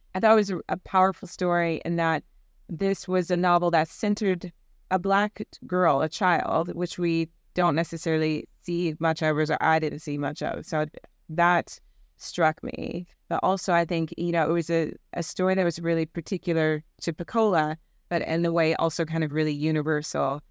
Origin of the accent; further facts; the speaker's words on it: Virginia, United States; moved away as an adult; now in United Kingdom; I grew up in the Bible Belt in Virginia.